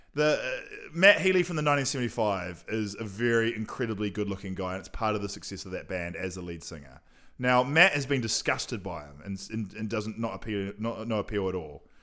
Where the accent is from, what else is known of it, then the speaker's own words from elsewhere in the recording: Nelson, New Zealand; moved away as an adult; now in Auckland, New Zealand; I was born in Nelson.